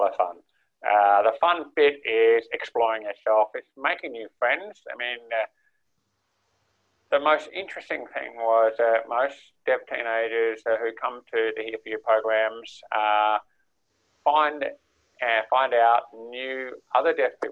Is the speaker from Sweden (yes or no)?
no; Armidale, New South Wales, Australia; I actually grew up in Armidale